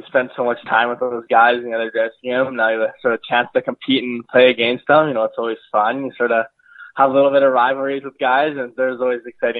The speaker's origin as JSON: {"language": "English", "town": "Langley", "region": "British Columbia", "country": "Canada", "said": "Langley, BC."}